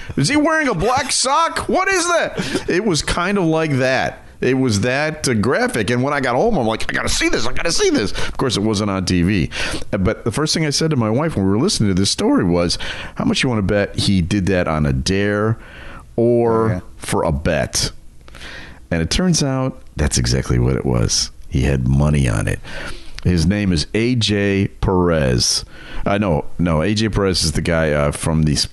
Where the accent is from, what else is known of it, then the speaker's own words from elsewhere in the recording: United States; I'm an American.